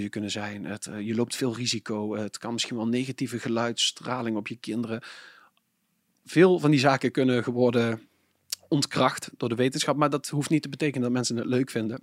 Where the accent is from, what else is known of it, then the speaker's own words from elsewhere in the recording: Venlo, Limburg, Netherlands; ik kom uit Venlo, ik ben een Venlo's eh, provinciale statenlid